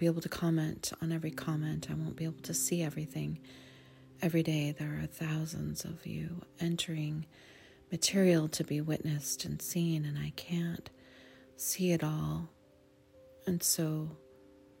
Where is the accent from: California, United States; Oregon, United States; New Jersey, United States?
California, United States; Sonoma; my hometown, the town where I was raised, off and on my whole life